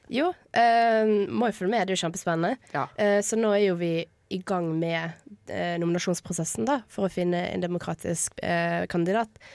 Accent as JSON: {"language": "Norwegian", "town": "Bergen", "region": "Vestland", "country": "Norway", "said": "er bergenser, for de som ikke har hørt det"}